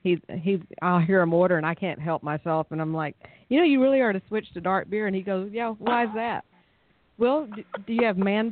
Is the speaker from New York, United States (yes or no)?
no; Fort Worth, Texas, United States; accent: southern drawl; moved away as an adult; now in East Texas, United States; I don't know how I got stuck in East Texas, but I am from Fort Worth also